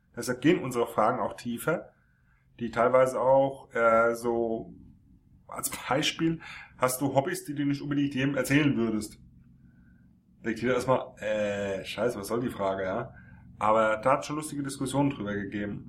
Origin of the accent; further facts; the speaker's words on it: Frankfurt am Main, Hesse, Germany; gebürtig Frankfurt am Main.